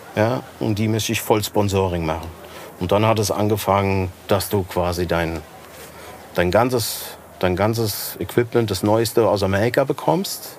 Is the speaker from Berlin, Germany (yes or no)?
no; Rodgau, Hesse, Germany; Ich, ja, aus Rottgau